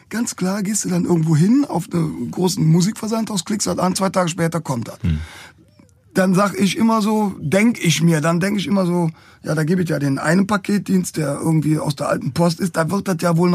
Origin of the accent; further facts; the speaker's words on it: Cologne, North Rhine-Westphalia, Germany; da sind wir als Kölner schon ziemlich im Fokus.